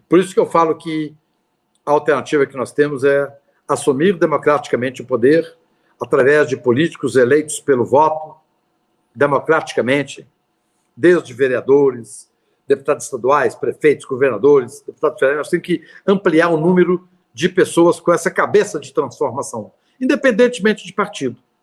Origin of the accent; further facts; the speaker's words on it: Minas Gerais, Brazil; Eu sou mineiro